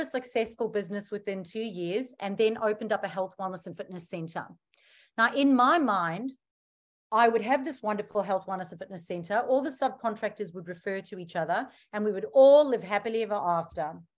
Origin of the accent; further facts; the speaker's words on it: South Africa; now in Australia; I'm originally from South Africa.